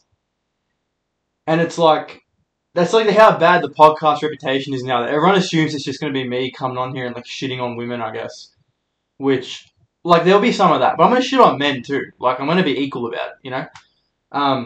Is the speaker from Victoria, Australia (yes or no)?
yes; Melbourne, Victoria, Australia; I'm a comedian from Melbourne.